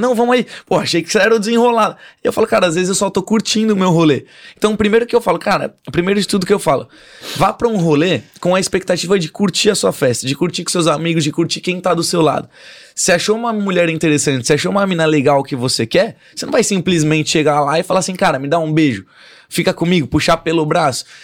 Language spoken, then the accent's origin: Portuguese; São Paulo, Brazil; Sou de São Paulo. Nascido e criado em São Paulo